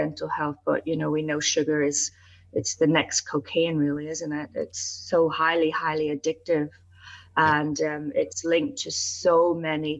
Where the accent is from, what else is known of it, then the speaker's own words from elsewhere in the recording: Ireland; also born or lived in United Kingdom; I'm from Ireland, as you know, and I did work in the UK